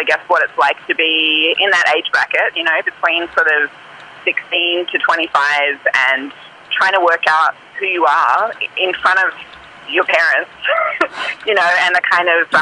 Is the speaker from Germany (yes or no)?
no; Lismore, New South Wales, Australia; I grew up in Lismore, New South Wales